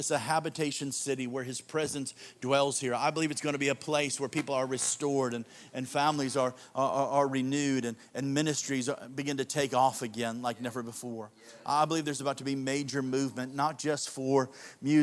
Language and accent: English; Chicago, Illinois, United States; moved away; I'm a suburbanite, but I grew up in Chicago